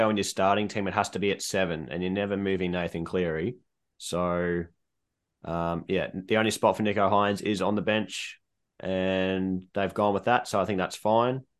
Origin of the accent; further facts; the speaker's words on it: Queensland, Australia; as a Queenslander